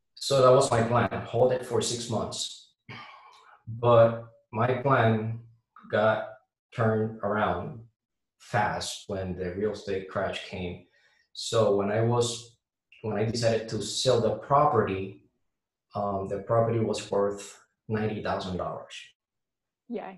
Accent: Puerto Rico; now in Jacksonville, United States; I'm from Puerto so you're gonna, you know, hear um, a little bit of my accent

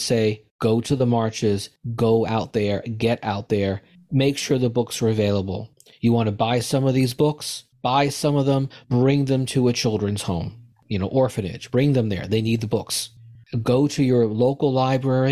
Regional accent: United States; As an American, as a Jew

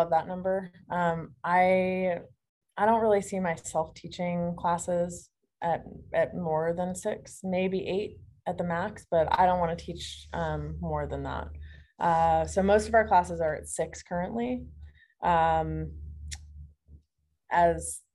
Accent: Phoenix, Arizona, United States; moved away; I'm from Phoenix

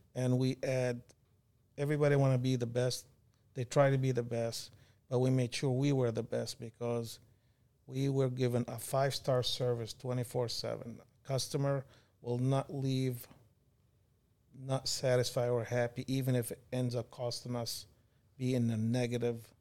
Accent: Kuwait; moved away as an adult; also born or lived in California / Michigan; now in United States; Born and raised in Kuwait.

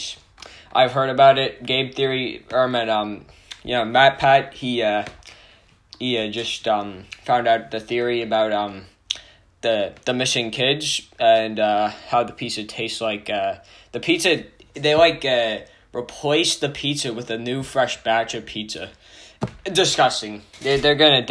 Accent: Canada; I'm actually Canadian

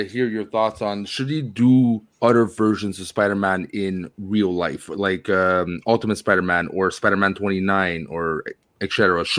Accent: Canada; I'm Canadian.

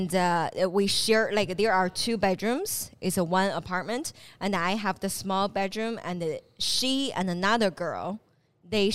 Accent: Dongbei, Northeast China, China; moved away as an adult; now in Shenzhen, China; I'm from Dongbei

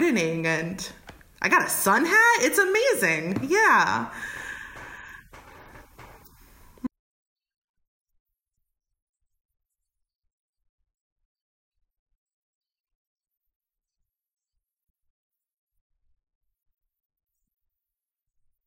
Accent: New York, United States; moved away as an adult; now in Oakland, United States; I'm originally from New York

